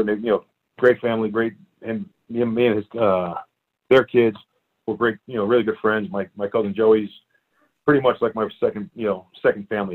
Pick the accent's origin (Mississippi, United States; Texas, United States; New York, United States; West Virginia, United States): New York, United States; New York City; moved away as an adult; also born or lived in Staten Island, New York; now in Prescott, United States; I grew up in uh, Brooklyn, New York. I'm originally a Brooklyn boy, and uh, I lived there until I was probably like uh, I think it's ten or eleven